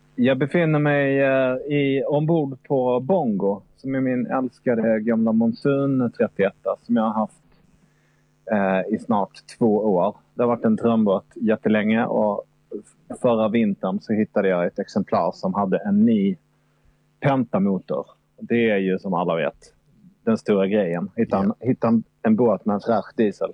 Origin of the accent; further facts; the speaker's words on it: Malmö, Skåne, Sweden; Jag är uppvuxen i Malmö